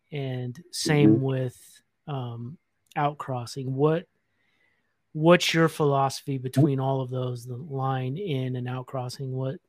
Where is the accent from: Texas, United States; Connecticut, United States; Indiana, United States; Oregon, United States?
Oregon, United States; my home state of Oregon.